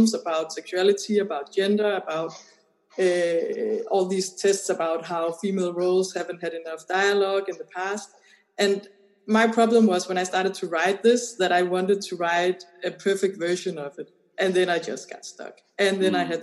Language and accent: English; Denmark; I come from Denmark